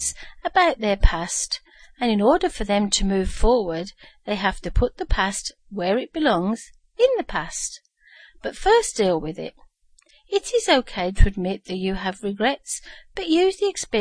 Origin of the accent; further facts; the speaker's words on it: Birmingham, West Midlands, United Kingdom; moved away; my hometown of Birmingham, UK